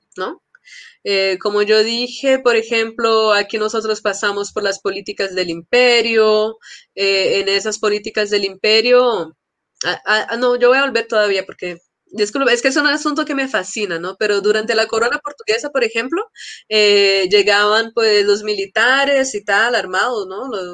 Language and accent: Spanish; Colombia; also born or lived in São Paulo, Brazil; yo pues crecí en Colombia